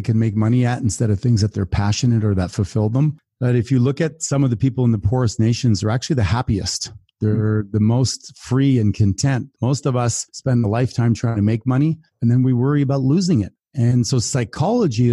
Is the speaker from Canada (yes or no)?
yes; Canada; I'm from Canada